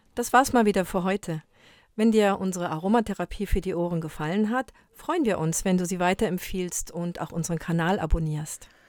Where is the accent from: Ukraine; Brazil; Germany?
Brazil; moved away; Ich bin ja in Brasilien groß geworden